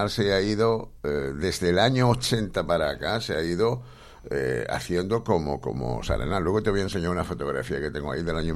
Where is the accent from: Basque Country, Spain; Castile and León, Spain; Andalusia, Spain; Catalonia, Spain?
Andalusia, Spain; Córdoba; also born or lived in Bilbao; empezando por mí, que yo era de Córdoba, ¿no? Mm. Aunque no vine de Córdoba directamente, vino de Bilbao, ¿no?